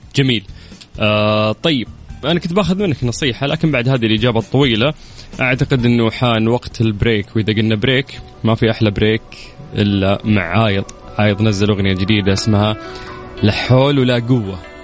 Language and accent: Arabic; Qiya, Makkah Province, Saudi Arabia; moved away; رحت ديرتي رحت قيا